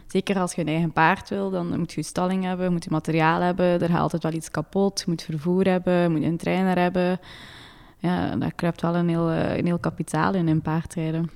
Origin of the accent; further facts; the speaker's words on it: Maldegem, Flanders, Belgium; moved away as an adult; also born or lived in Leuven; now in Monaco; ik ben verhuisd van Maldegem, want ik kom van Maldegem naar Leuven. Dus in, bij mijn papa thuis hadden wij ons eigen stal